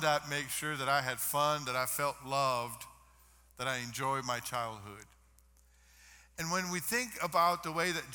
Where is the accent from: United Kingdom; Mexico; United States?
Mexico; moved away; I grew up in Mexico